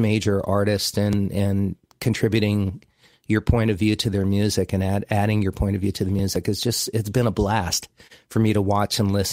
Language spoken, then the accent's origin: English; Miami, Florida, United States; growing up in Miami in the 50s and 60s, late 50s and 60s